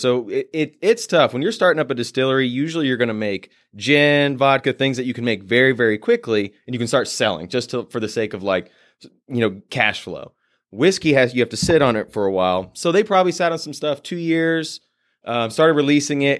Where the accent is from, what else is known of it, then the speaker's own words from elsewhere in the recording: Purcellville, Virginia, United States; moved away; also born or lived in Nashville, Tennessee; my hometown in Percival, Virginia